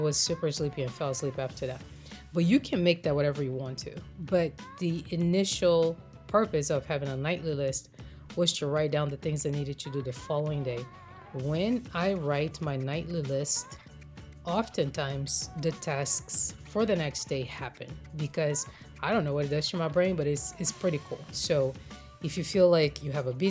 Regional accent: Brazil; moved away as an adult; now in United States; I grew up in Brazil, and our Easter traditions are very different than the way I've seen it observed in America.

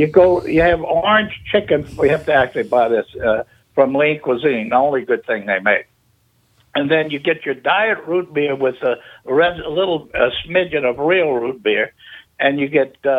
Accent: Baton Rouge, Louisiana, United States; moved away as an adult; now in Kenner, United States; Oh, I've been in Kenna since 1975. So that's 46 years. I was in Baton Rouge for 21.

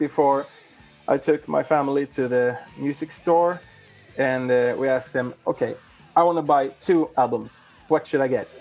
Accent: Lund, Skåne, Sweden; my hometown, that's here in Lund, southern Sweden, a small university town

